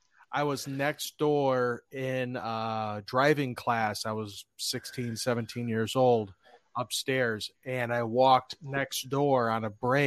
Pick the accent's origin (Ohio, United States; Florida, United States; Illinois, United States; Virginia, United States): Ohio, United States; Brook Park; growing up in Brook Park, me, 5300 Riverside Drive in Cleveland, Ohio.